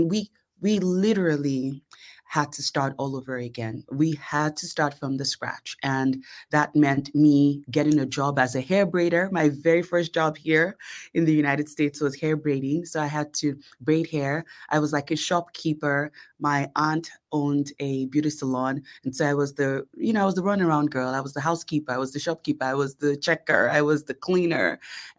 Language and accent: English; Lagos, Nigeria; born there; And so even though I was born in Lagos, I had the opportunity to see a little bit of life as a little girl. And I was also blessed with the opportunity to attend private school in Nigeria.